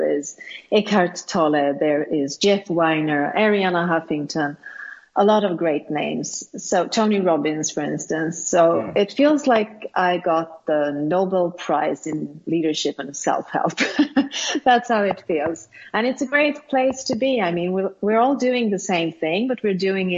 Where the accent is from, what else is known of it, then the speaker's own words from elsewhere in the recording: Sweden; English is a second language; I am born and raised in Sweden, and I've been living here all my life